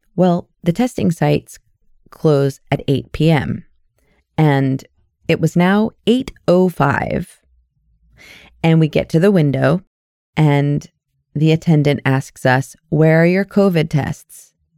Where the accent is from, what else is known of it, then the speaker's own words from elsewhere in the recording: United States; now in Canada; I'm an American with a Canadian permanent residency